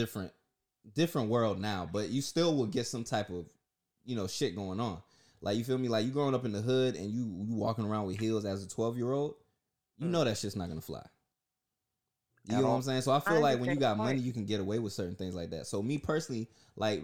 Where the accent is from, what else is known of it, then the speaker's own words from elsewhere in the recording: Orlando, Florida, United States; also born or lived in Newark, New Jersey; I grew up in the hood, Pine Hills in Orlando, Florida